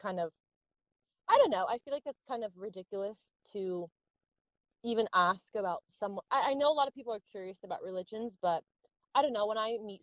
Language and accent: English; United States; a Middle Eastern girl growing up in America